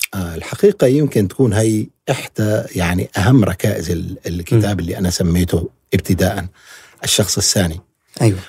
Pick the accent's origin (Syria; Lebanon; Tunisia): Syria; نحن كسوريين بكل أطيافنا